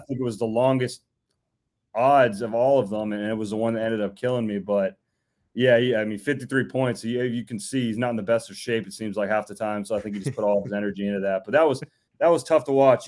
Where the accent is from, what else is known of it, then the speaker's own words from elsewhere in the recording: Orlando, Florida, United States; moved away as an adult; now in Memphis, United States; I'm originally from Orlando, Florida, lived there pretty much my whole life